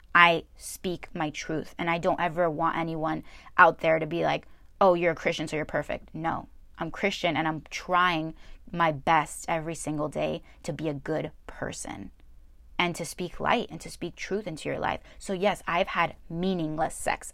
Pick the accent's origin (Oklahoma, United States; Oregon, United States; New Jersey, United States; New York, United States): New Jersey, United States; I was born in New Jersey